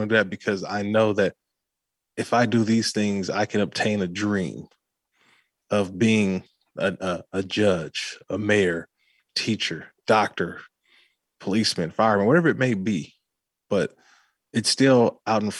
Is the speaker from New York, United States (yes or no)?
no; Oakland, California, United States; growing up in Oakland, California